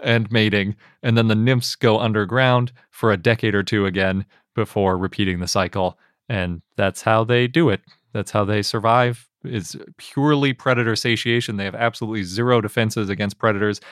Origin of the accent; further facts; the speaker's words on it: Wisconsin, United States; When I grew up in Wisconsin, yeah, I lived through at least one of these cicada events